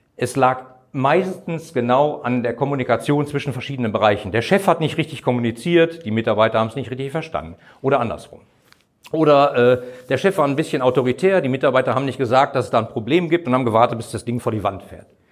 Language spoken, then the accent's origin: German; Bochum, North Rhine-Westphalia, Germany; in meiner Heimatstadt in Bochum